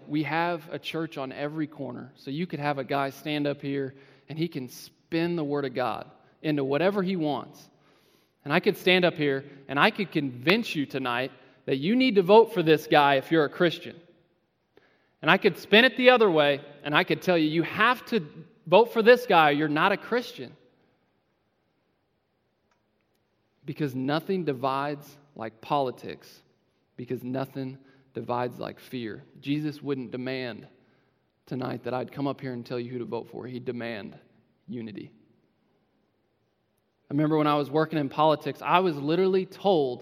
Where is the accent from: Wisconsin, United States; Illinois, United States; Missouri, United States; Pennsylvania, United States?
Missouri, United States; Independence; I'm from Independence, Missouri